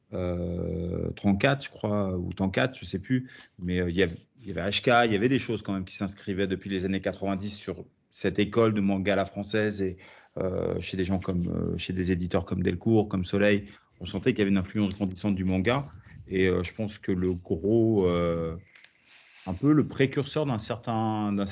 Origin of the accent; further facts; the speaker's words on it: France; also born or lived in United States / Italy; j'ai grandi autant aux États-Unis qu'en Italie, qu'en, principalement en France, mais je passais quand même beaucoup de temps euh, à l'étranger.